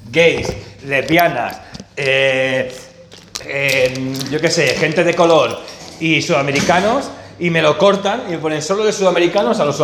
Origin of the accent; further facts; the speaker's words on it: Barcelona, Catalonia, Spain; Yo soy de Barcelona, por si alguien no lo sabía.